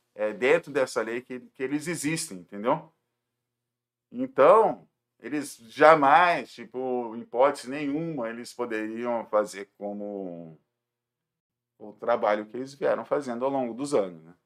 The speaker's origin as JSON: {"language": "Portuguese", "region": "Rio de Janeiro", "country": "Brazil", "moved": "as an adult", "lives_now": "Jundiaí, Brazil", "said": "Eu sou do Rio de Janeiro, mas a minha família é toda daqui de Jundiaí"}